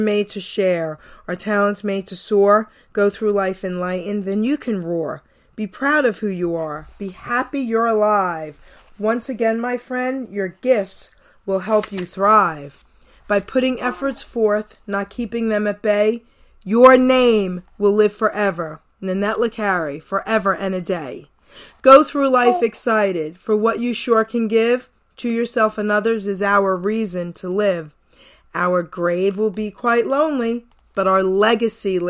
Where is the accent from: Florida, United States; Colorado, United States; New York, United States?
New York, United States; New York City; I was from Long Island City, New York